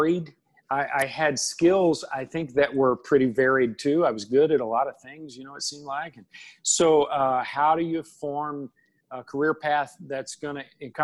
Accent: Russell Springs, Kentucky, United States; moved away as an adult; now in Nashville, United States; my hometown, Russell Springs, Kentucky.

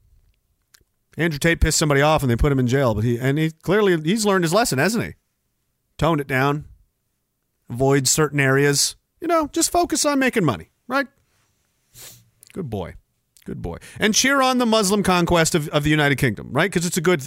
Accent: Canada; I'm a Canadian and I'm in fucking Canada

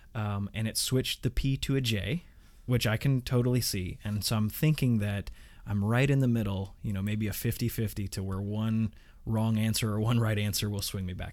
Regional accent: Indiana, United States; I grew up in Indiana

